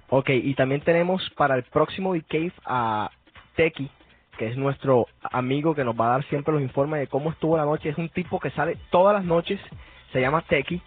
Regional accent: Colombia; yo soy colombiano

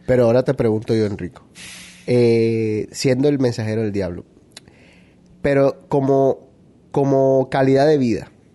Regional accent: Barranquilla, Atlántico, Colombia; moved away; Enrique y yo somos de Barranquilla, nos criamos, crecimos, vivimos y todavía tenemos nuestras familias allá

